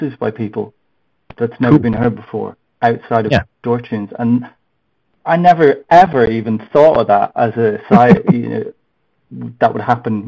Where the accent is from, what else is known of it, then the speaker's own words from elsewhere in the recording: Ireland; now in United Kingdom; I'm originally Irish. Well, I am Irish.